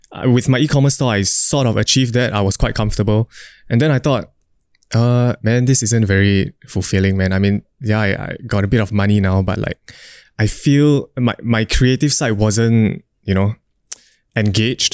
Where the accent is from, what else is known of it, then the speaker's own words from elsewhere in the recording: Singapore; I'm a Singaporean dude